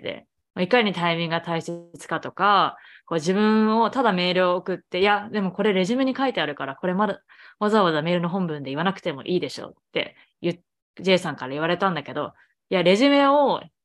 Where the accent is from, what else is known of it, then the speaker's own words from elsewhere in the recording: Japan; moved away as an adult; now in Boston, United States; 日本生まれ日本育 ち